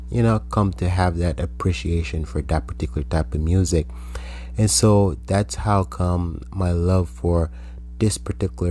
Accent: Jamaica; growing up in Jamaica

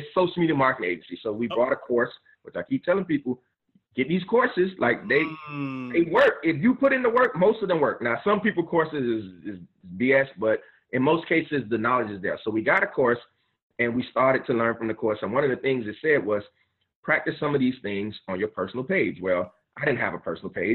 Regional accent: Miami, Florida, United States; I'm from Miami

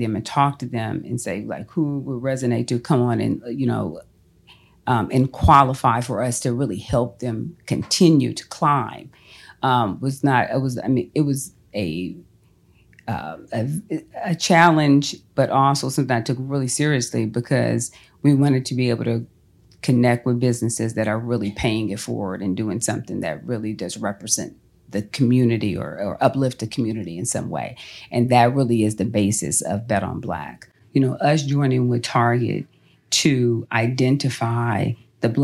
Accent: Los Angeles, California, United States; moved away as an adult; now in Atlanta, United States; I'm born and raised in Los Angeles.

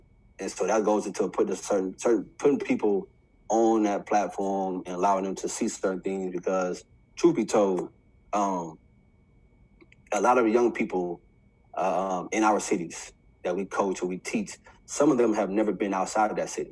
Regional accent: Ohio, United States; I'm from Ohio, so I know a lot of the Ohio college coaches

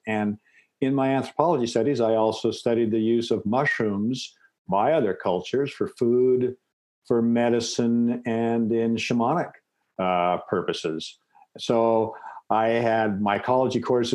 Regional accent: Seattle, Washington, United States; I'm from the Pacific Northwest, raised in Seattle

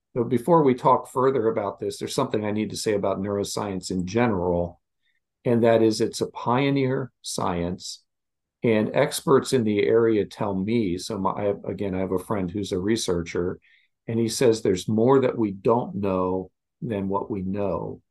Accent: Westminster, Maryland, United States; moved away; also born or lived in Virginia; I grew up in Westminster, Maryland.

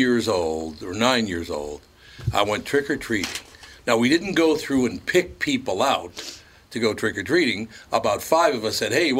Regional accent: Minneapolis, Minnesota, United States; I just don't know how I ever survived growing up in North Minneapolis, man.

